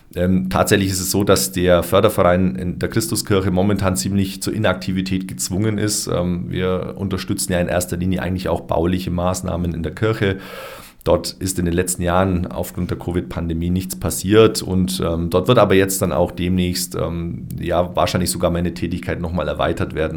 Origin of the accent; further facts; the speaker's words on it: Augsburg, Bavaria, Germany; moved away as an adult; also born or lived in Hopferau; now in Füssen, Germany; Dann bin ich nochmal zurück in meine Heimatstadt, nach Augsburg